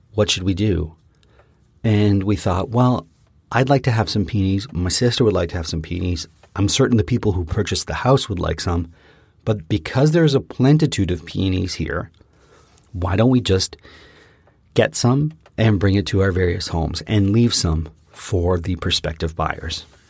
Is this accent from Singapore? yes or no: no; Canada; We are from Canada